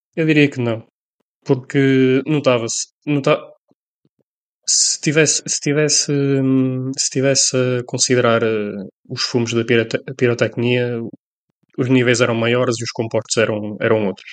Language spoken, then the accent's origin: Portuguese; Colina, Castelo Branco, Portugal; Somos da Colina